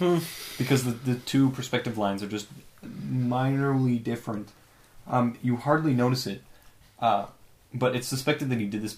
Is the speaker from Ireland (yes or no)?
no; Canada; We're Canadian